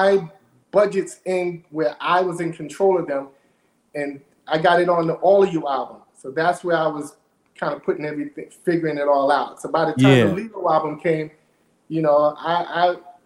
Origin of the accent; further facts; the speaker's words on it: New York City, New York, United States; I'm coming from Brooklyn